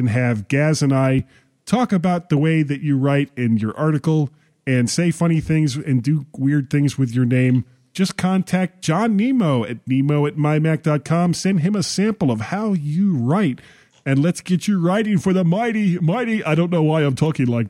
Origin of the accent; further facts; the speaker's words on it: Fort Lauderdale, Florida, United States; I grew up in Fort Lauderdale, Florida